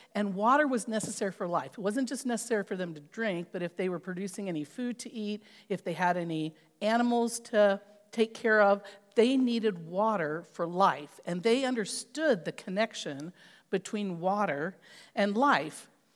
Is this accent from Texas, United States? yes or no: no; California, United States; I grew up in California